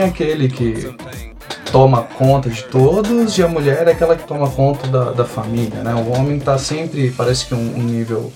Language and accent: Portuguese; São Paulo, Brazil; moved away as an adult; now in Rio Grande do Sul, Brazil; sou de São Paulo, estou morando aqui no Rio Grande do Sul desde 2019.